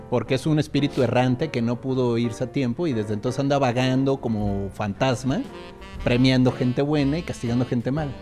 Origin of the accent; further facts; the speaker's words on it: Querétaro, Mexico; yo donde crecí, en Querétaro